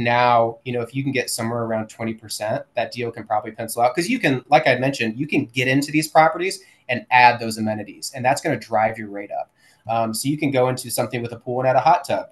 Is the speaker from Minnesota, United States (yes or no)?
no; St. Louis, Missouri, United States; moved away as an adult; now in Jacksonville, United States; we're originally from St. Louis, Missouri.